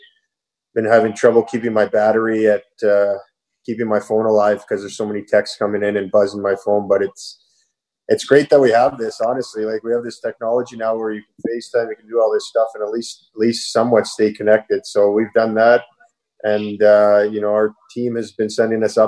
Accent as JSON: {"language": "English", "town": "Toronto", "region": "Ontario", "country": "Canada", "said": "I'm from Toronto"}